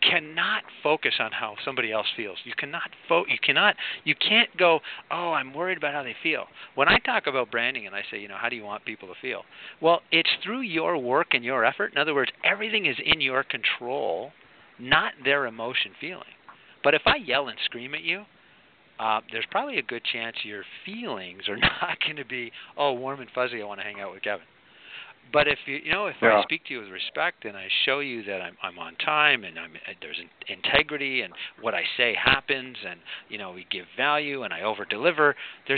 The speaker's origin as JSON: {"language": "English", "country": "Canada", "tie": "born or raised there", "also_born_or_lived": "Arizona", "said": "being a Canadian"}